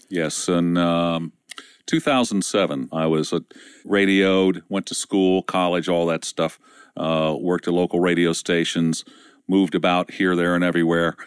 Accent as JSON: {"language": "English", "region": "Ohio", "country": "United States", "tie": "born or raised there", "said": "industrial area where I was raised in Ohio"}